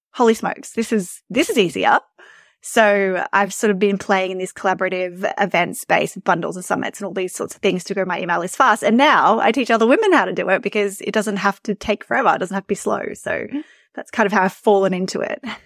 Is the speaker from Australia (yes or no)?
yes; Australia; You can probably tell from my accent that I'm from Australia.